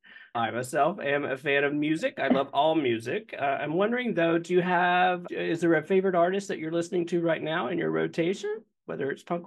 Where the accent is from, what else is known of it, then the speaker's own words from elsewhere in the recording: North Carolina, United States; now in Los Angeles, United States; I'm actually from North Carolina, and I'm from the foothills of the Blue Ridge Mountains. And so, like you said, where you are in Maine, that is the opposite for me. That's where I grew up.